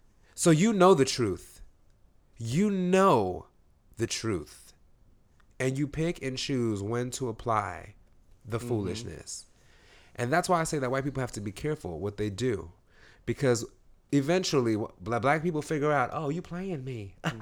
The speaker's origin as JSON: {"language": "English", "region": "East Coast", "country": "United States", "tie": "born or raised there", "said": "because we grew up on the East Coast. I'm not a West Coaster"}